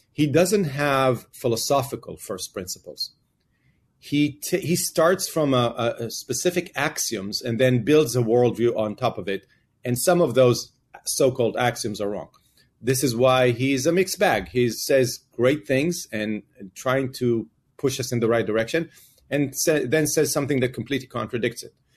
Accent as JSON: {"language": "English", "country": "Israel", "tie": "born or raised there", "moved": "as an adult", "lives_now": "United States", "said": "I grew up in Israel"}